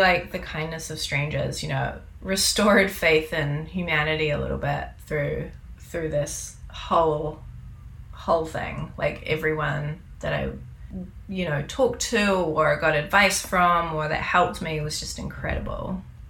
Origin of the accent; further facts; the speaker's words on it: New Zealand; now in Canada; Like, I come from New Zealand, where if you bring an animal in, they're in quarantine for like 6 to 8 weeks before you can get them, and it's really expensive.